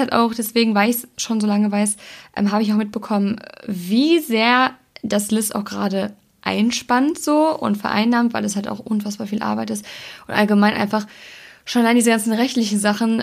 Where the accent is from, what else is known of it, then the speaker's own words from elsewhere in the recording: Germany; wir sind Deutsche.